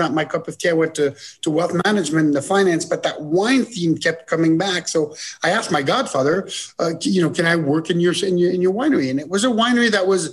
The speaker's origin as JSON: {"language": "English", "country": "Switzerland", "tie": "born or raised there", "also_born_or_lived": "Bordeaux / South Africa", "moved": "as an adult", "lives_now": "California, United States", "said": "I was born and raised in Switzerland, you know, from an American mother and a Swiss dad"}